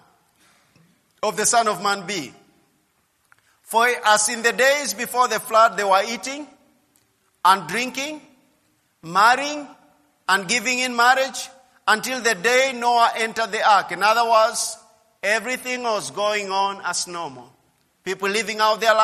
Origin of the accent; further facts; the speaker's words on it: Kenya